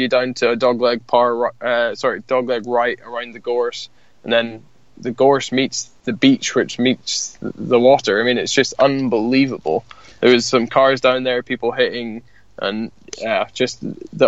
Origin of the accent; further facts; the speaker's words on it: Scotland, United Kingdom; I'm being Scottish